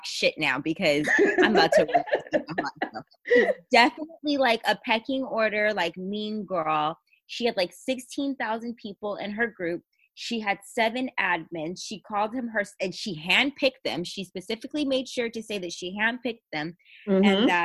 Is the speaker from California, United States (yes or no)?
yes; California, United States; California is my home state. Live in my home state